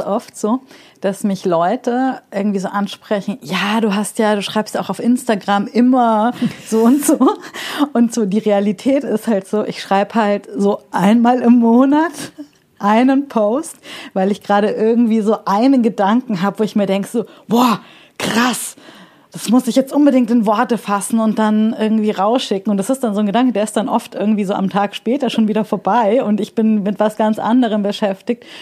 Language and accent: German; Munich, Bavaria, Germany; moved away as an adult; now in Berlin, Germany; ich komme ja aus München